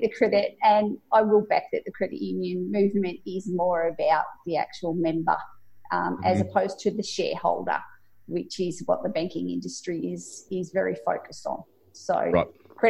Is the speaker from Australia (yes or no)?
yes; central Victoria, Australia; now in Sydney, Australia; Actually originated from central Victoria, but now living in Sydney and been here for 20 years.